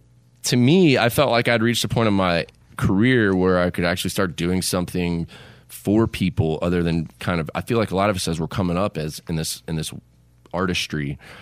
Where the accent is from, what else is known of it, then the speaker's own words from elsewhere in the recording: Kingston Springs, Tennessee, United States; I'm getting ready to help my hometown here in Kingston Springs build a new splash pad for all the kids of Kingston Springs, Tennessee, and the surrounding areas.